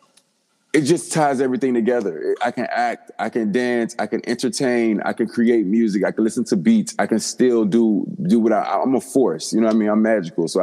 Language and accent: English; DMV, DMV area, United States; also born or lived in Washington, D.C. / Maryland; now in New York, United States; I was born in Virginia, but I grew up in DC, Maryland, and Virginia. So I'm a native of the DMV.